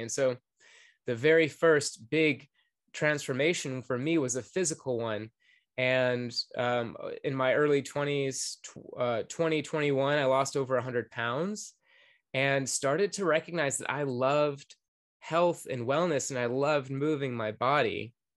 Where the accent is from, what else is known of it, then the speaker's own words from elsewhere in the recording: Atlanta, Georgia, United States; I grew up in Atlanta, Georgia